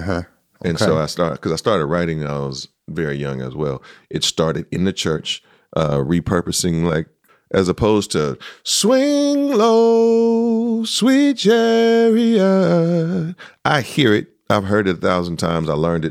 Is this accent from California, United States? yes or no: yes; San Francisco, California, United States; Born and raised in the city.